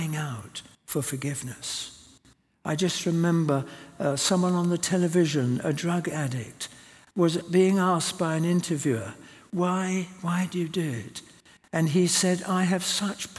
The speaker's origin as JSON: {"language": "English", "country": "South Africa", "tie": "born or raised there", "moved": "yes", "said": "I was brought up in South Africa"}